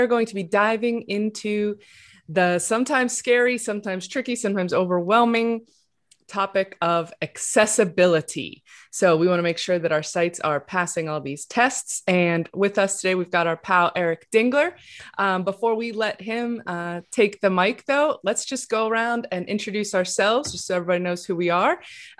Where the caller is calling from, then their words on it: Charlotte, North Carolina, United States; I am broadcasting from Charlotte, North Carolina, where it is a beautiful, sunny, warm day today.